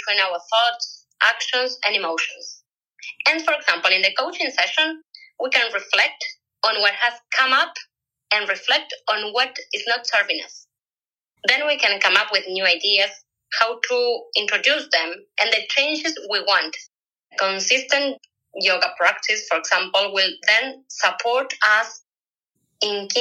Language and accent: English; Uruguay; I'm from Uruguay. I live in Montevideo.